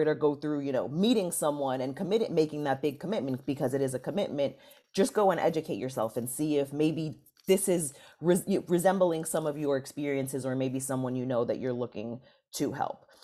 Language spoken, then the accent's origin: English; New York City, New York, United States; I'm from New York City, the Bronx in particular